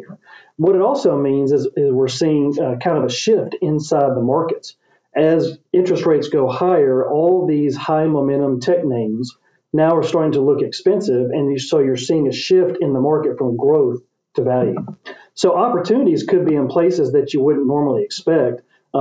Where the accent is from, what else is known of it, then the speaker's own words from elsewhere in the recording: Memphis, Tennessee, United States; here in my hometown of Memphis